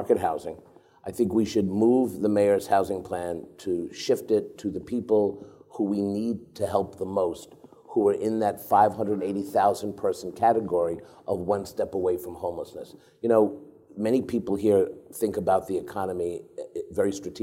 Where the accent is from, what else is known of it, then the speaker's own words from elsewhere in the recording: New York City, New York, United States; Where I grew up in Washington Heights